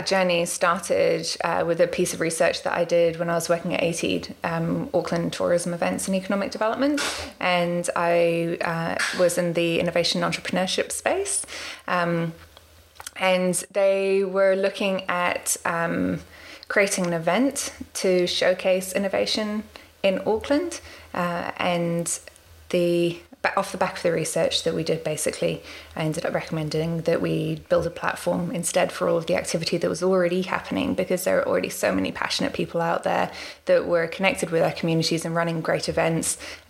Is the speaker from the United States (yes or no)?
yes; Washington, District of Columbia, United States; also born or lived in London; now in New Zealand; a bit about me. So I was born in London, and we moved to Washington, D.C. when I was 8 and moved out here to New Zealand in 2004.